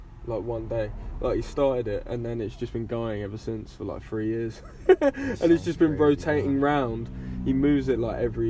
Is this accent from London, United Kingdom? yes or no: no; Steyning, South East England, United Kingdom; I was blessed growing up in Stonington.